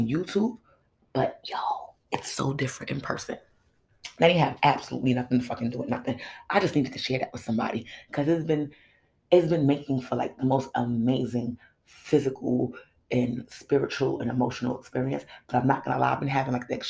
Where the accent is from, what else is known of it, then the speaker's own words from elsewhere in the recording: United States; my pride in being an American